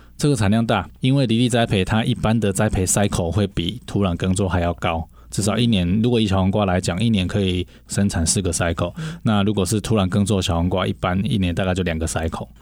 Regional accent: Shuilin, Yunlin County, Taiwan; moved away as an adult; 从小就在乡下长大

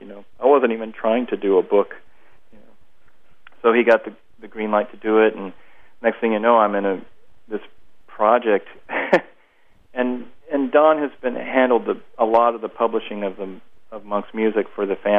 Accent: Kansas City, United States; moved away; I'm from Kansas City originally

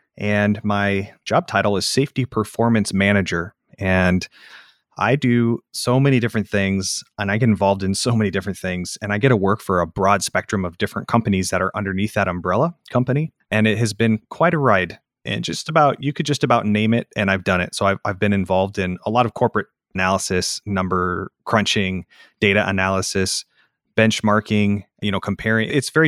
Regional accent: Ames, Iowa, United States; also born or lived in Des Moines, Iowa; Yep, I was born in Ames, Iowa, which is where Iowa State University is.

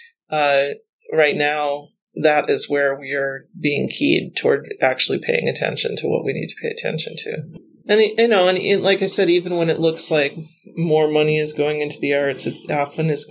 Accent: North Dakota, United States; moved away; I grew up near the National Grasslands in North Dakota. It's a big part of my childhood memory and my love, my prairie girl love

